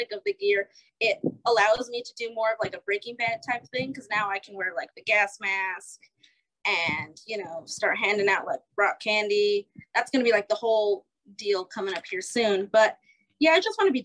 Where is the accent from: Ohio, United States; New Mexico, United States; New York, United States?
New Mexico, United States; moved away as an adult; now in Iowa, United States; I grew up in New Mexico.